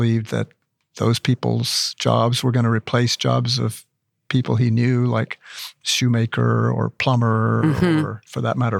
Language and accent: English; New Mexico, United States; he moved to the farm where I grew up in New Mexico.